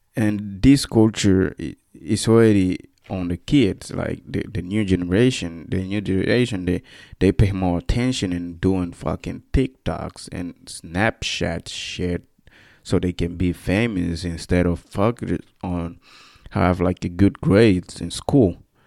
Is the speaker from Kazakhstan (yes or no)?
no; Equatorial Guinea; first language Spanish; English is a second language; moved away as an adult; now in United States; I'm from, uh, Equatorial Guinea.